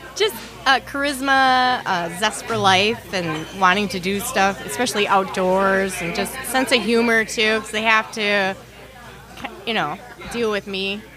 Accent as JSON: {"language": "English", "town": "Anoka", "region": "Minnesota", "country": "United States", "tie": "born or raised there", "said": "I grew up in the Halloween capital of the world"}